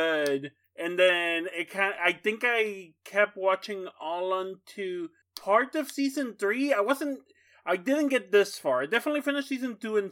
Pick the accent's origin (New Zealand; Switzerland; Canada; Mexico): Mexico; moved away; I grew up in Mexico.